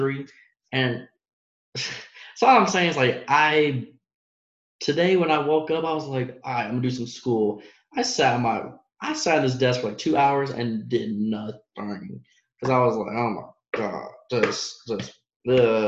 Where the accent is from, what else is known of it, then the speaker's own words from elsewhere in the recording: Dallas, Texas, United States; moved away; I'm from Dallas